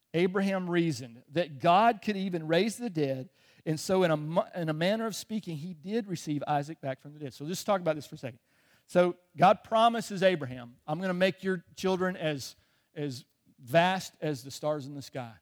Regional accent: Chicago, Illinois, United States; moved away; I was born in Chicago.

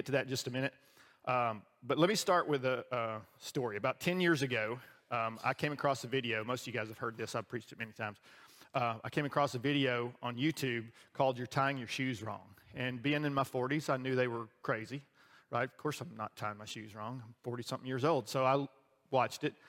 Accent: the South, Southern United States, United States; as a Southerner

